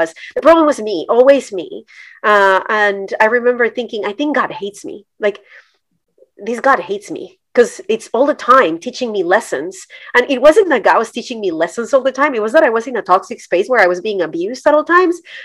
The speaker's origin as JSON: {"language": "English", "country": "Colombia", "tie": "born or raised there", "moved": "as an adult", "lives_now": "United States", "said": "I'm Colombian. I was born and raised in Colombia"}